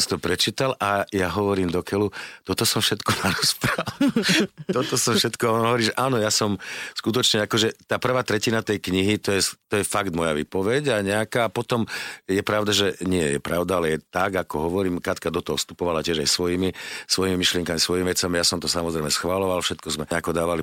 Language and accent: Slovak; Devín, Bratislava Region, Slovakia; v Devine v našej dedine